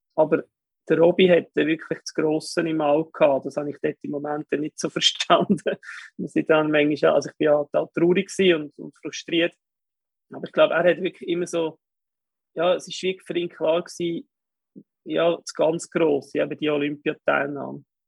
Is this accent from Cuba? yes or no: no; Kerns, Obwalden, Switzerland; Ich bin in Obwalden aufgewachsen, in Kerns